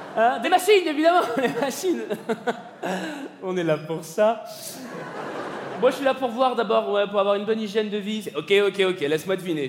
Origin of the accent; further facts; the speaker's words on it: Paris, Île-de-France, France; je suis parisien